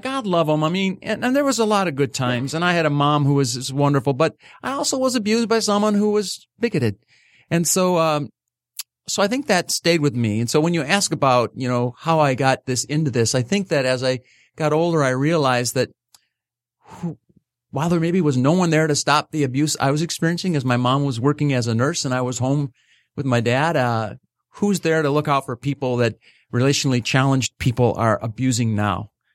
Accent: Livonia, Michigan, United States; growing up in Livonia

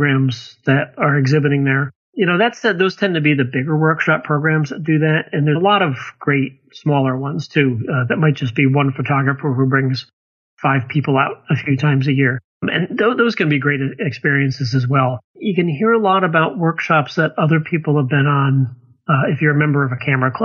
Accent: Connecticut, United States; I grew up in Connecticut

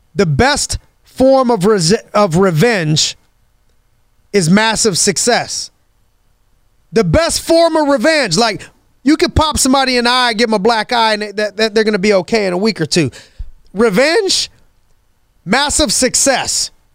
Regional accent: Youngstown, Ohio, United States; as a kid growing up in Youngstown, Ohio

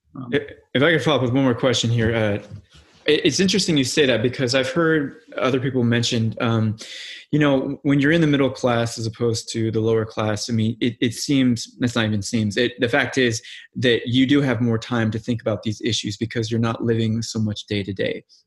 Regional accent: Missouri, United States; now in Los Angeles, United States; I'm from the Midwest too, not from Iowa, but I'm from Missouri

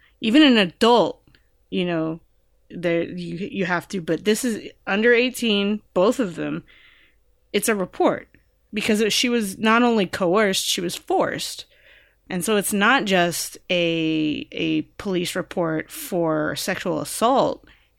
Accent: California, United States; the show is set in California and I'm from California and I know the laws about mandated reporting.

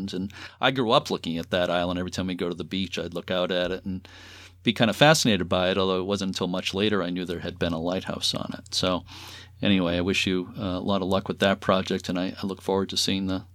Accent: Lynn, Massachusetts, United States; where I grew up in Lynn, Massachusetts

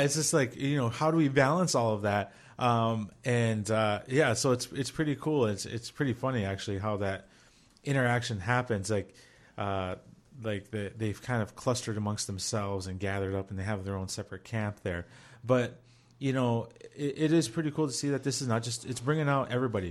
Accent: Minnesota, United States; we're all from Minnesota

